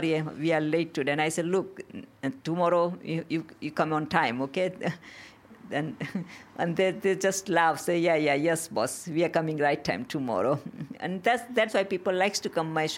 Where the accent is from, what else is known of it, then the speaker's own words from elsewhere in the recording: Gujarat, India; English is a second language; moved away as an adult; also born or lived in Peckham, London; now in London, United Kingdom; But in India, I grew up in a small village. It's in the Gujarat states. And I came here in 1989 to get married to my husband.